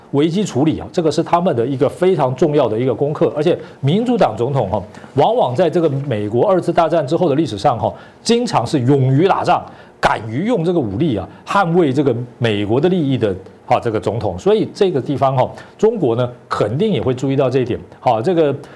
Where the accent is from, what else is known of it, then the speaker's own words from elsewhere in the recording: Taiwan; 我们台湾人